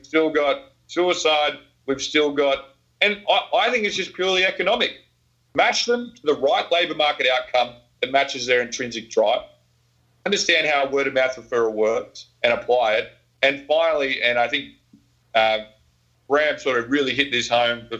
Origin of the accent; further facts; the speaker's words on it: Australia; I'm Australian.